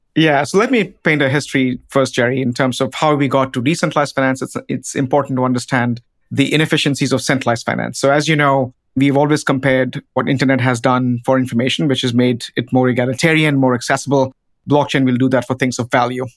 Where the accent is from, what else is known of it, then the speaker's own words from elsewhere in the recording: India; now in United States; a village in India, which is, again, my home country